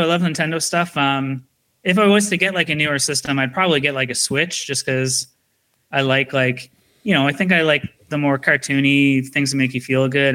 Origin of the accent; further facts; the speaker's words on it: Canada; being Canadian